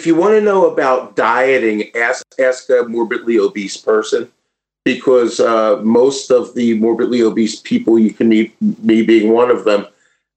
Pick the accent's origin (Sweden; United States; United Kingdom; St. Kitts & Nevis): United States; New Jersey; now in Wisconsin, United States; I'm originally from New Jersey